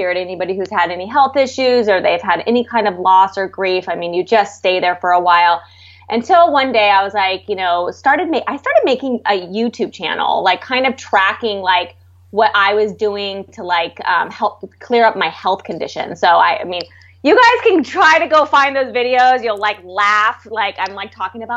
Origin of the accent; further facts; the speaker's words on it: San Diego, California, United States; moved away; also born or lived in San Francisco / Los Angeles; I'm from San Diego. I grew up on the beach.